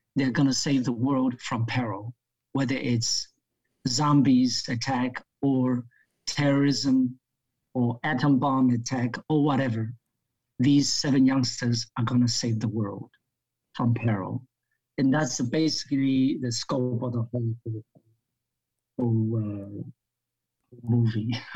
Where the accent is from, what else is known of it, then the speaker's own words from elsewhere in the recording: New Jersey, United States; also born or lived in Hong Kong; I grew up in America, uh, uh, uh studying in a petty school in New Jersey.